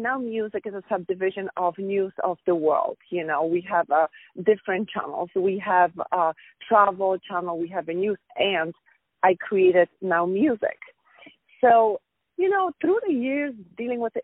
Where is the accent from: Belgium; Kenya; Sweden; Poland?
Poland; now in United States; I'm from Poland. I was born in Poland, and I'm in the States for over 20 years.